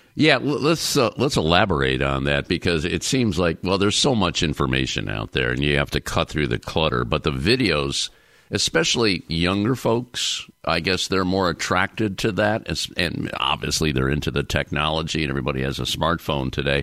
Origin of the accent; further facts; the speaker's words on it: Northeastern Ohio, United States; I'm from Northeastern Ohio